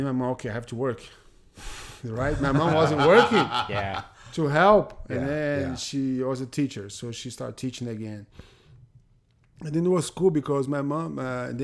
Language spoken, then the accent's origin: English; Fortaleza, Ceará, Brazil; English is a second language; moved away as an adult; also born or lived in Bahia, Brazil; now in United States; growing up, I grew up pretty much in Fortaleza, right, when I was a little kid